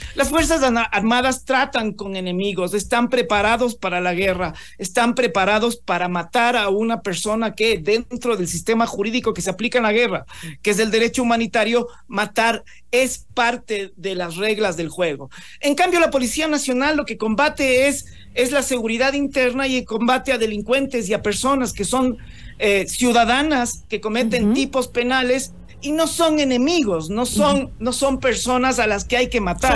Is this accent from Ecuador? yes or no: yes; Ecuador; nosotros como ecuatorianos